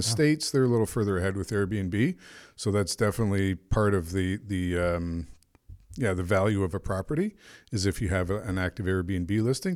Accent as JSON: {"language": "English", "country": "Canada", "said": "I'm a Canadian"}